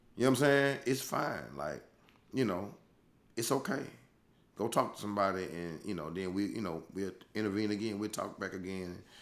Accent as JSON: {"language": "English", "region": "Louisiana", "country": "United States", "said": "I'm from Louisiana. I'ma take it back to the boot"}